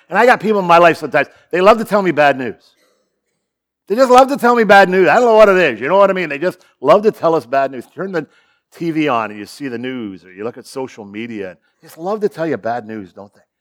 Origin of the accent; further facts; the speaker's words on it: Sarnia, Ontario, Canada; also born or lived in Chicago; born and raised in Sarnia, just down the road